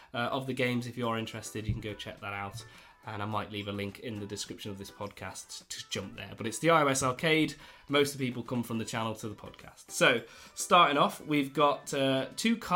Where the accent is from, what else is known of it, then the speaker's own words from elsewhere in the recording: United Kingdom; we're very British